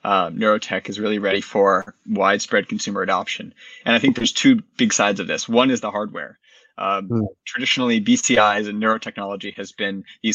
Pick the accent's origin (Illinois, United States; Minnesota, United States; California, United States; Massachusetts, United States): Massachusetts, United States; Boston; also born or lived in North Carolina; I grew up in the Boston area. I went to college in North Carolina, and I returned to Boston after